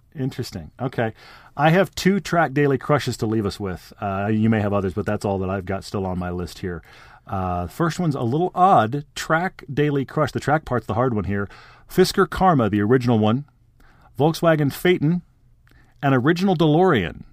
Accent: Texas, United States; I grew up in Texas

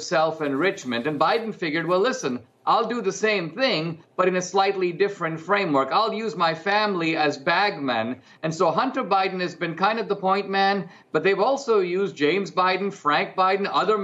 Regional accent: India; I grew up in India, and I'm part of this larger Asian culture

